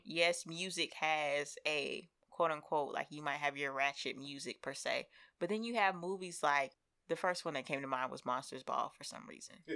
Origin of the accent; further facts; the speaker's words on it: Seattle, Washington, United States; I am from the West Coast and everybody makes the jokes about me being from Seattle